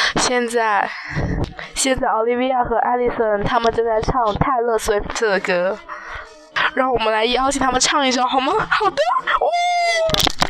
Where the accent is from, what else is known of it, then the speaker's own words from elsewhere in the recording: Yingtan, Jiangxi, China; 我们江西英台